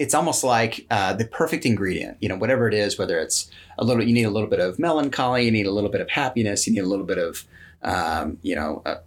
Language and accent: English; American Fork, Utah, United States; also born or lived in California; I grew up in good old American Fork